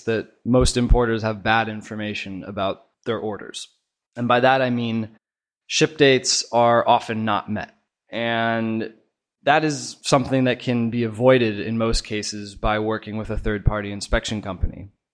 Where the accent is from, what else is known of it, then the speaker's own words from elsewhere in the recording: Oregon, United States; moved away as an adult; now in China; I'm from Oregon originally, and I've been out here in China with In Touch for the last four years